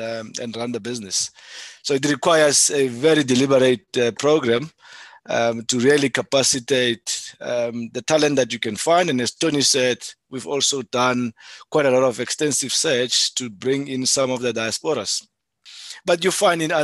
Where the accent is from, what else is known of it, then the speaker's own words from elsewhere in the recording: South Africa; being a South African